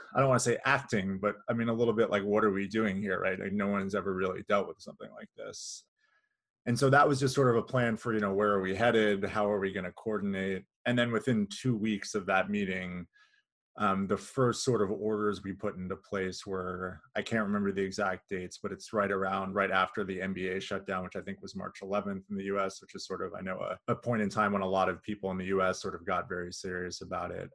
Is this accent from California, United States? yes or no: yes; California, United States; moved away as an adult; also born or lived in Kansas City area, Missouri/Kansas; now in Kansas City, United States; I grew up in California and then moved here in twenty thirteen